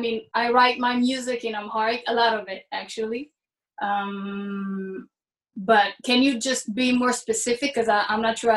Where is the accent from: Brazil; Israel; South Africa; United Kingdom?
Israel; I was born in Israel. I am an Israeli with Ethiopian heritage and roots, and they are deep roots, but I am a mix of stuff. I'm not only one thing.